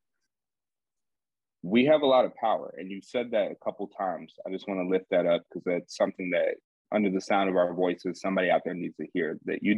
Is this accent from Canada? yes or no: no; Atlanta, Georgia, United States; I'm from Atlanta